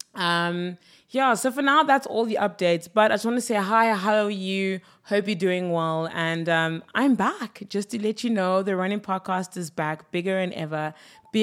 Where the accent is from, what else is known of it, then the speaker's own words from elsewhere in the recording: South Africa; as a South African